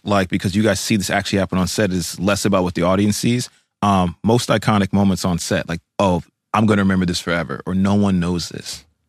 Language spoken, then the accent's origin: English; New Jersey, United States; because I grew up in New Jersey, so we got High 97.